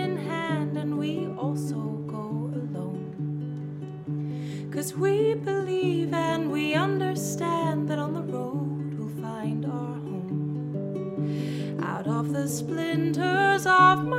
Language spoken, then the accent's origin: English; London, United Kingdom; now in New York, United States; I'm from London